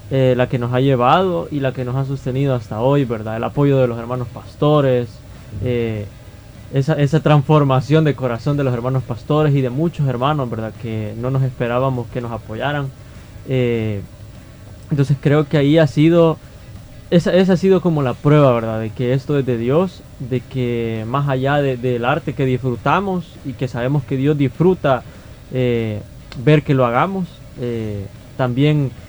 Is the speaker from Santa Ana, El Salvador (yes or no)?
no; Soyapango, San Salvador, El Salvador; yo he nacido y crecido en Soyapango, entonces el ministerio nace acá en Soyapango